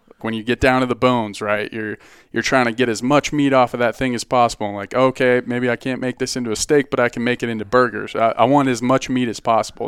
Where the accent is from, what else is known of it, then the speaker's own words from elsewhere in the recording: Boulder, Colorado, United States; I grew up in, uh, Boulder